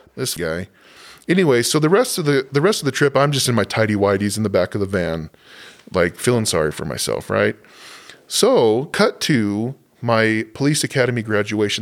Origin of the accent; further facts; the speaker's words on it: Southwest, United States; moved away; I grew up in the Southwest